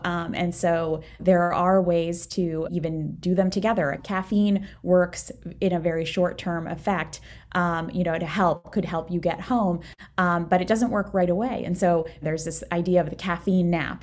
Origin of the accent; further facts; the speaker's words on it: Maryland, United States; moved away as an adult; also born or lived in Saint Louis; I'm from Maryland